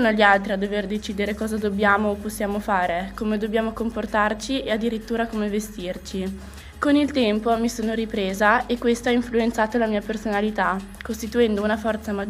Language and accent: Italian; Italy; born there; Nonostante io sia nata in Italia, venivo considerata ugualmente straniera.